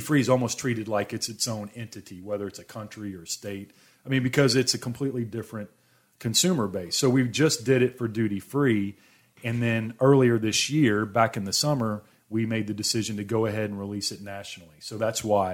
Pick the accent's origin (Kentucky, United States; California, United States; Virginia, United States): Kentucky, United States; Louisville; I was born in Louisville, Kentucky.